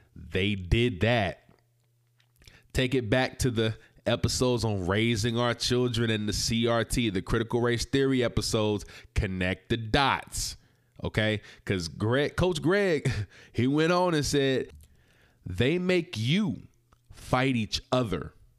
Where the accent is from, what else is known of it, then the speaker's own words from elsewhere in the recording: South Carolina, United States; I was from South Carolina. I was raised in a Christian home.